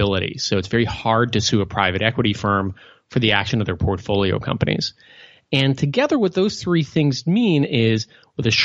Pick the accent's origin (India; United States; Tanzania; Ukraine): United States; Midwest; I grew up in the Midwest